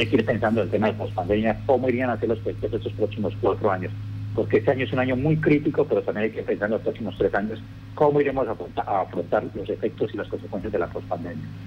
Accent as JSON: {"language": "Spanish", "country": "Colombia", "said": "los colombianos"}